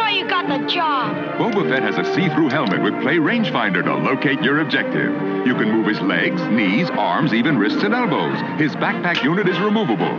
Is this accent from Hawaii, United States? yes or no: no; Indianapolis, Indiana, United States; moved away as an adult; now in Northern Ohio, United States; I'm originally I'm from Indianapolis, Indiana. I I moved to Northern Ohio uh, a while back